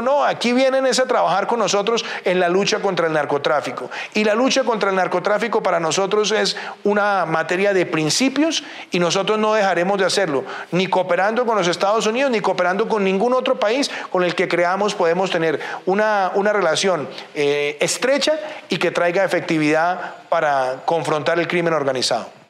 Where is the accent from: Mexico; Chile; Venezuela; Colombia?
Colombia